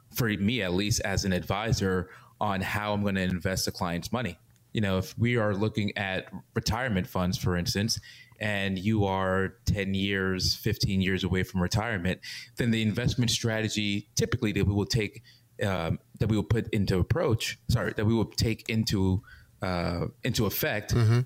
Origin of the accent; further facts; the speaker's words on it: New York, United States; growing up in New York